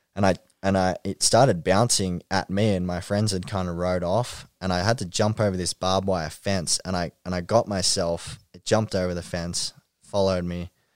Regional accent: Ringwood, Victoria, Australia; Ringwood, um, near my hometown

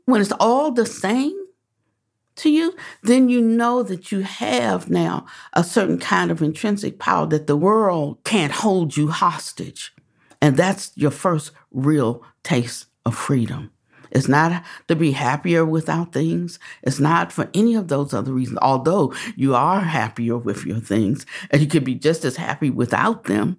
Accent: Washington, District of Columbia, United States; moved away; also born or lived in the South; I was born in Washington, D C

